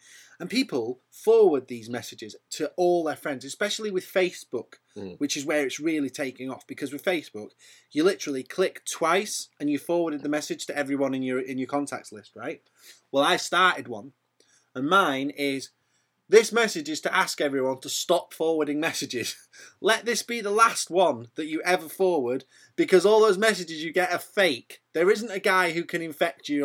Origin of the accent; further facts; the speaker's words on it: United Kingdom; I'm British. I'm as British as the next man.